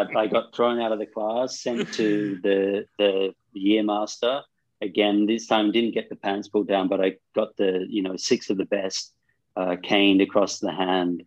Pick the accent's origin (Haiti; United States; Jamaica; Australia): Australia; moved away as an adult; also born or lived in Sydney / Cairns; now in India; Growing up in Australia